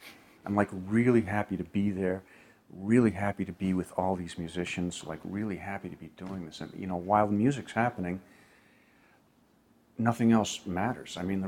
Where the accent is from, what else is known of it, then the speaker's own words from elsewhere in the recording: New York, United States; It's not really my place. I'm a New Yorker, and I was just saying something.